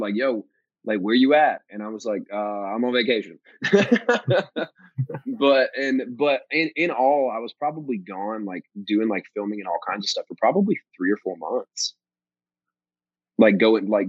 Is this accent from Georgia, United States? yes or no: yes; Georgia, United States; moved away as an adult; now in Nashville, United States; my hometown in Georgia